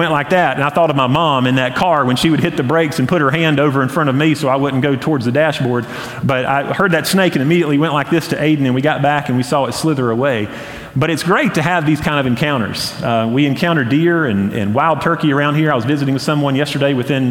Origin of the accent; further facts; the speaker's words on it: Hendersonville, North Carolina, United States; now in Boiling Springs, United States; growing up in Hendersonville